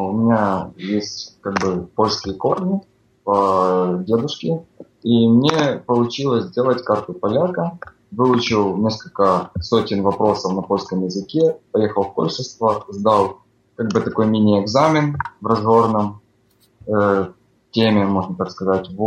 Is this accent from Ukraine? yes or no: yes; Ukraine; now in Warsaw, Poland; Э, всем привет … я тоже родом из Украины, но последние 9 месяцев уже живу в Варшаве.